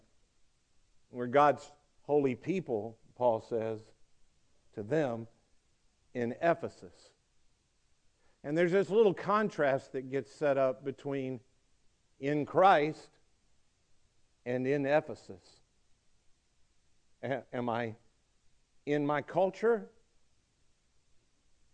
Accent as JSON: {"language": "English", "region": "Mississippi", "country": "United States", "tie": "born or raised there", "also_born_or_lived": "Georgia, United States", "moved": "yes", "lives_now": "Coweta County, Georgia, United States", "said": "they say, where were you born? And I go, Mississippi"}